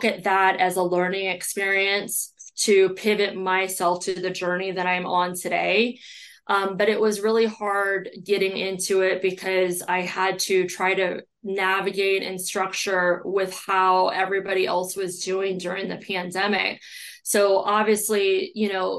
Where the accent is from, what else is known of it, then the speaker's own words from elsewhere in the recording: Belleville, Illinois, United States; I grew up in Belleville, Illinois, which is right across the river. It's probably about 15 minutes from downtown St. Louis. That is where I was born and raised